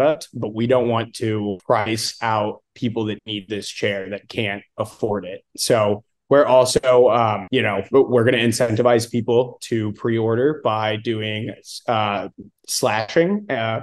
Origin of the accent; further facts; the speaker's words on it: St. Louis, Missouri, United States; also born or lived in Austin, Texas; now in Dallas, United States; So I'm from St. Louis originally.